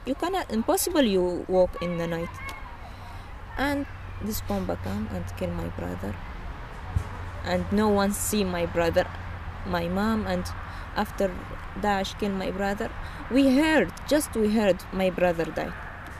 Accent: Qamishli, Al-Hasakah Governorate, Syria; English is a second language; moved away as an adult; also born or lived in Deir ez-Zor; now in Greece; I am from Kamishli. Kamishli. I am born in Kamishli.

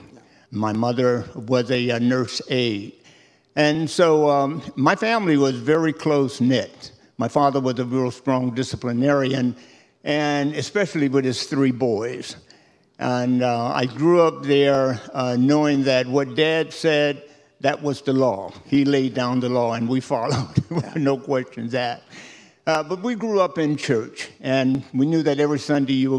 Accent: Miami, Florida, United States; I grew up in a section of Miami called Liberty City and spent all of my school days there

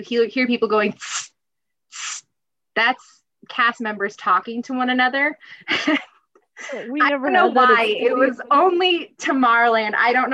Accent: Adams County, Colorado, United States; I ran for the Adams County Fair Queen in 2011

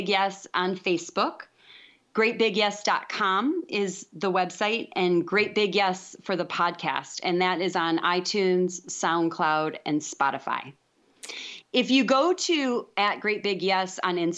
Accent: DeKalb, Illinois, United States; born or raised there; moved away as an adult; now in Texas, United States

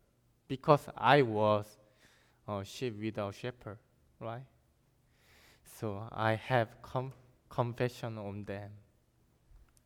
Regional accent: South Korea; English is a second language; moved away as an adult; also born or lived in China; I'm from South Korea

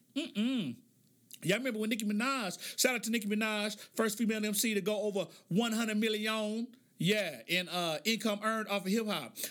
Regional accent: Oklahoma City, Oklahoma, United States; I grew up in Oklahoma City.

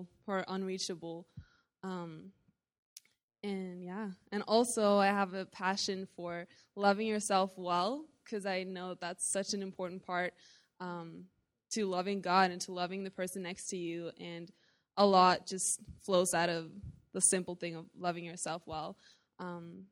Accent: Norway; I am from Norway

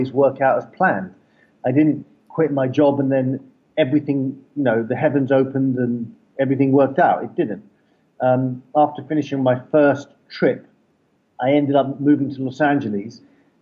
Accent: London, United Kingdom; I grew up in London, I used to be a broker in London.

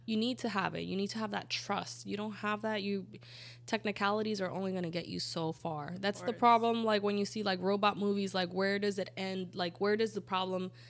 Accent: Colombia; moved away; I grew up in Colombia in a super Catholic town

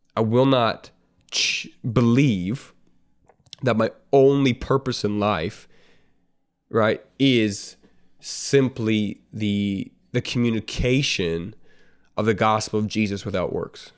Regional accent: Canada; I'm, I'm a Canadian, I'm not American

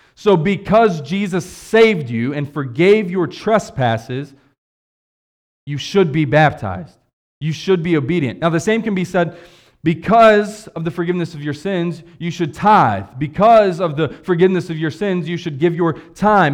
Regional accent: West Virginia, United States; moved away; I'm from West Virginia.

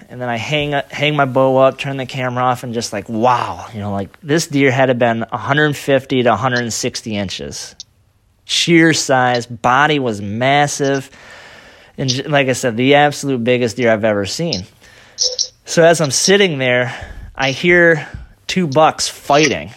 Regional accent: Michigan, United States; I'm from Michigan

